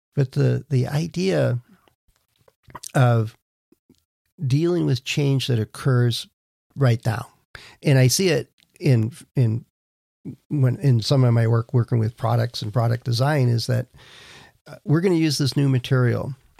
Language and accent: English; Wisconsin, United States; moved away; I grew up in Wisconsin